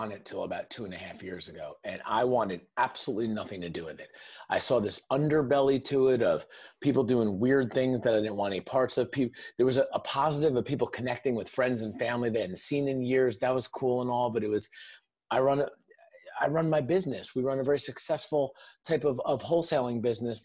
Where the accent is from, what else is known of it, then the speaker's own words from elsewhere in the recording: Northern New Jersey, United States; I grew up in Northern New Jersey, right outside New York City